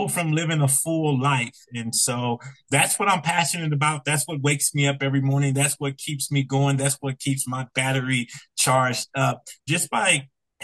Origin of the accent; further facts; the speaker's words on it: Compton, California, United States; I'm originally from Compton, California. If your audience is familiar with Compton, when I was growing up there